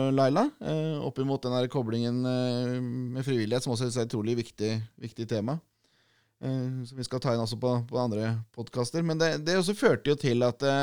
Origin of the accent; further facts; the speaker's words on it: Norway; vi er nordmenn